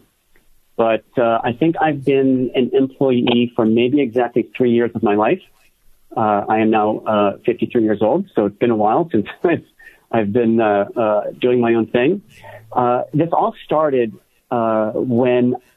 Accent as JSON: {"language": "English", "town": "Los Angeles", "region": "California", "country": "United States", "tie": "born or raised there", "also_born_or_lived": "San Francisco", "lives_now": "Northern California, United States", "said": "originally I'm from the Los Angeles area, born and raised in L.A., where I grew up and even went to college"}